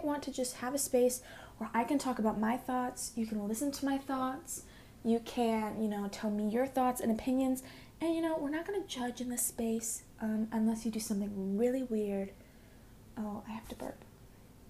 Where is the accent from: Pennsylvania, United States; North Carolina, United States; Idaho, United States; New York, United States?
Idaho, United States; Boise; I am from Boise, Idaho, super exciting, super exotic, yeah, we have all four seasons